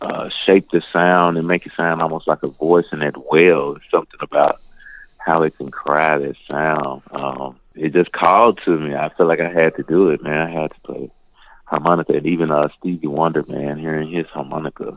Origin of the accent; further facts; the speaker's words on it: Memphis, Tennessee, United States; I'm from Memphis